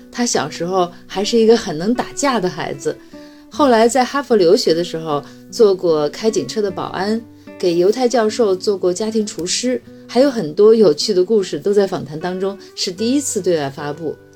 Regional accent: Shandong, China; now in Beijing, China; 我是山东人，曾经在山东卫视和央视做过主持人

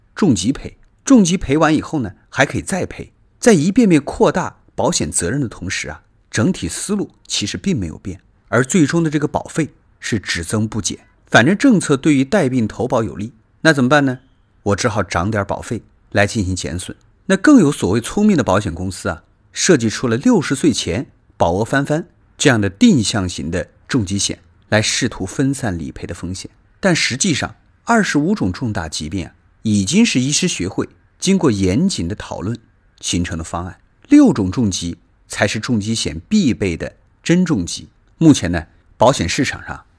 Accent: China; 我们中国人

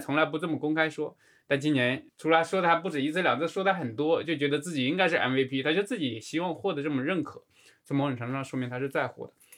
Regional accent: China; 我们中国人讲的这种侠客风

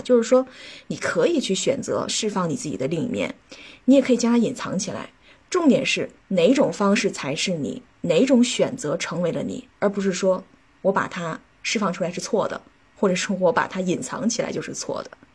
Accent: China; 我们中国人

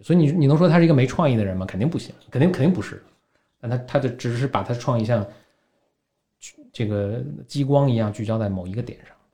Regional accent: Beijing, China; also born or lived in San Francisco; 我等于第一代北京人，我父母并不是

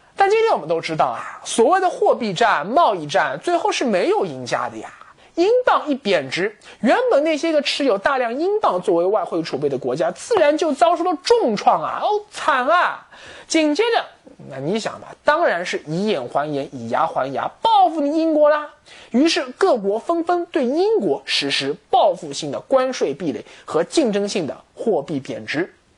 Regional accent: China; 我们中国人

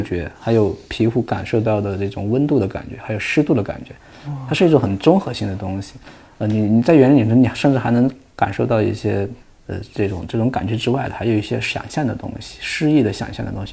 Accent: Hunan, China; 我们湖南老家那地方，我们属于丘陵地貌

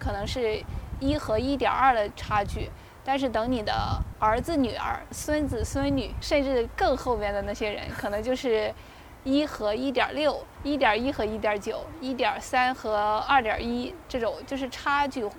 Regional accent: Shandong, China; moved away as an adult; now in Beijing, China; 因为我家乡是山东嘛

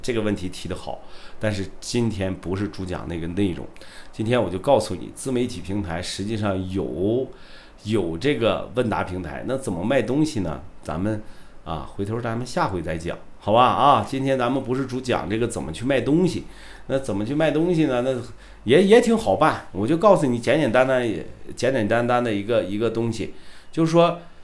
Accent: Shandong, China; 我是山东人啊，我是山东人

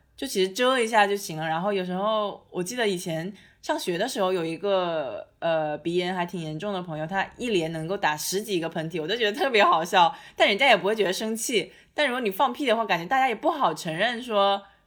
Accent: China; 我们中国人

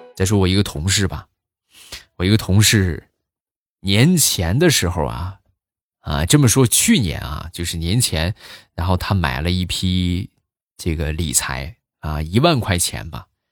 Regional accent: Shandong, China; 我也是山东的，对你有一种老乡的亲切感。

